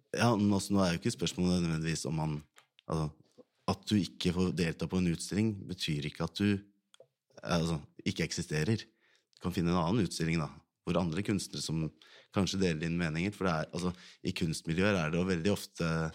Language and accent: Norwegian; Ski, Viken, Norway; jeg kommer fra Ski kommune, det er ikke så veldig stor kommune